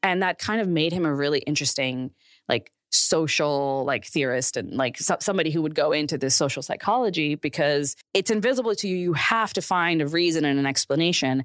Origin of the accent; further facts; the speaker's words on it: Pakistan; now in United States; I grew up in Pakistan